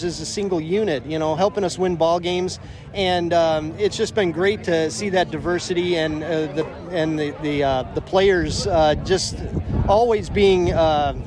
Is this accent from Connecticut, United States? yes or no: no; Chicago, Illinois, United States; now in Vancouver, Washington, United States; I grew up in Chicago watching the Cubs and White Sox